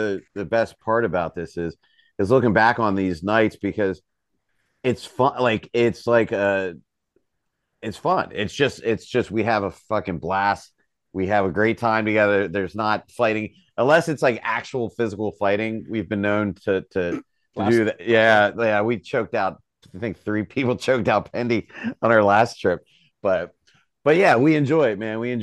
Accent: York, Pennsylvania, United States; Born and raised York, West York.

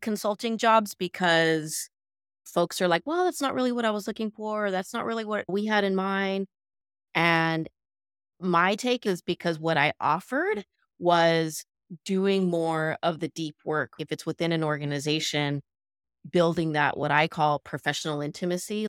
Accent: Midwest, United States; moved away as an adult; also born or lived in Los Angeles, California; now in San Gabriel Valley, United States; Born in L A, lived in the San Gabriel Valley, moved to the Midwest when I was seven 'cause of my dad's job

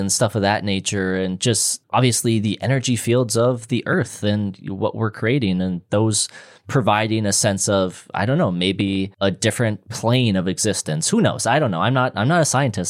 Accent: Minnesota, United States; where I'm from in Minnesota

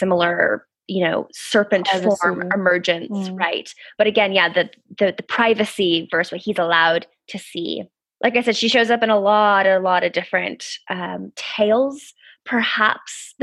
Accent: United States; moved away as an adult; now in United Kingdom; as an American

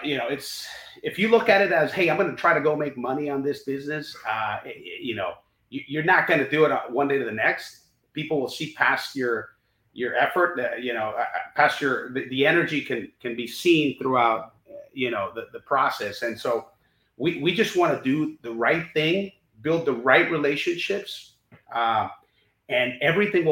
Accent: Honduras; now in United States; we're Honduran, you know, we grew up in Honduras.

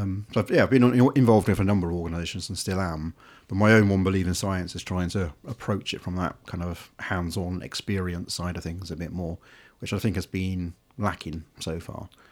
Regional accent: Devon, South West England, United Kingdom; I grew up on farms in Devon, dark skies, animals and wildlife everywhere.

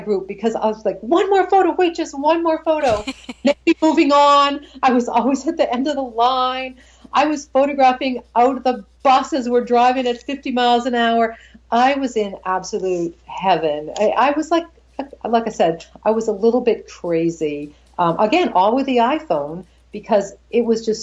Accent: Boston, Massachusetts, United States; even though it's my hometown

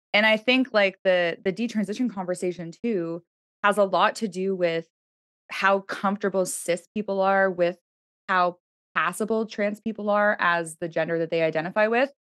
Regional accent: Toronto, Ontario, Canada; I grew up in Toronto

